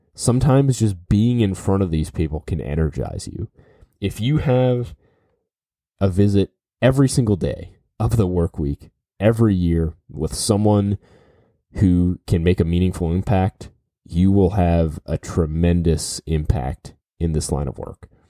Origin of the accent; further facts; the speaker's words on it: New Orleans, Louisiana, United States; I grew up in New Orleans.